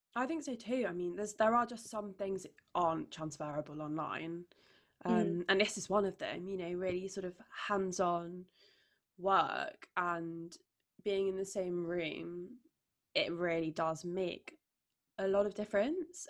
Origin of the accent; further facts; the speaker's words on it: Derbyshire, East Midlands, United Kingdom; now in London, United Kingdom; my hometown in Derbyshire